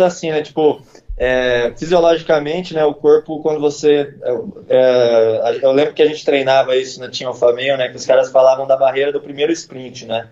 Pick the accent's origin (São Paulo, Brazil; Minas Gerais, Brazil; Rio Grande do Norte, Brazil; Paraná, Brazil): São Paulo, Brazil; Campinas; Eu sou do Dick, né, aqui de Campinas. O Dick é um bairro, porra, eu era quebrada, né? Quando eu, eu cresci quebrado